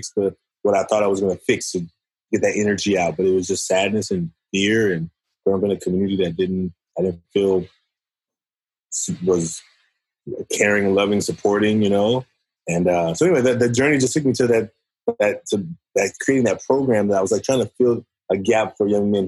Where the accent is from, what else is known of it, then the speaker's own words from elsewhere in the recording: Oakland, California, United States; I'm from Oakland, California. I was raised by a single mother. I went through a lot of struggles growing up in Oakland